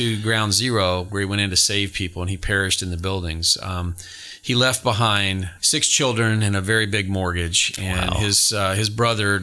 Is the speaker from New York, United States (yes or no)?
no; Georgia, United States; moved away as an adult; now in Sumner County, Tennessee, United States; I'm from Georgia.